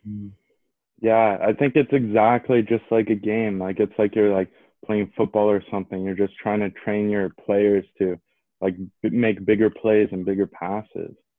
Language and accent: English; Edmonton, Alberta, Canada; my hometown, like here in Edmonton